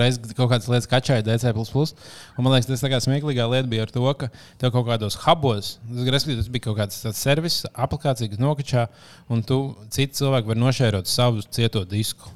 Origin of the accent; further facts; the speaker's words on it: Kuldīga, Kurzeme, Latvia; moved away; kad mēs ar liepiņu tur uzaugām